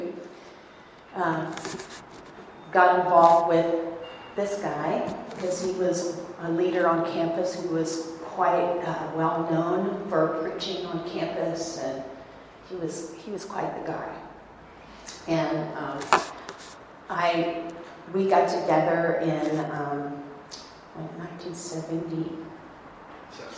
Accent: Ohio, United States; moved away as an adult; also born or lived in Little Rock, Arkansas; I'm a northerner in the United States. I'm from Ohio

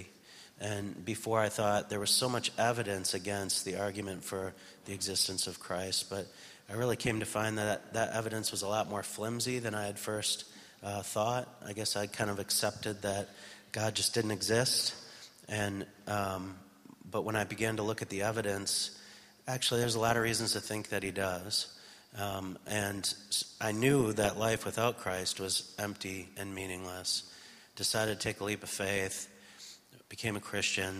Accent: United States; moved away; I'm from the States

